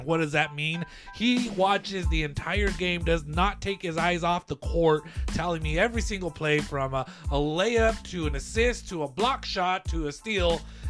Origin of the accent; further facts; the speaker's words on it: Lordsburg, New Mexico, United States; also born or lived in Las Cruces, New Mexico; And, of course, I'm from Lordsburg, New Mexico.